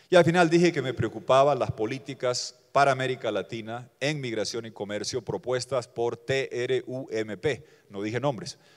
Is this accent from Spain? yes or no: no; Bolivia; vengo de Bolivia, tenemos similitudes, mucha población indígena, pobreza rural, ah, pobreza estructural.